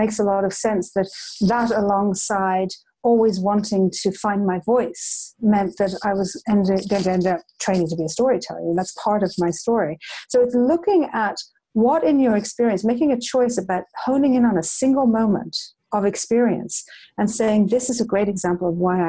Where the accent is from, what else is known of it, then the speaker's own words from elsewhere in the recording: Ireland; when I was a child growing up in Ireland